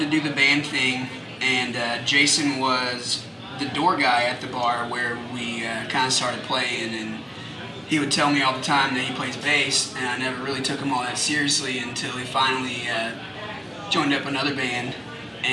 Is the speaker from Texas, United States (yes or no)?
yes; Houston, Texas, United States; I was born in Houston